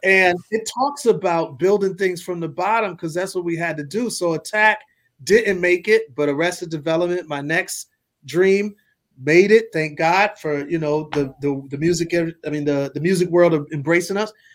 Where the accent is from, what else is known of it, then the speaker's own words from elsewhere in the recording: Milwaukee, Wisconsin, United States; I'm from Milwaukee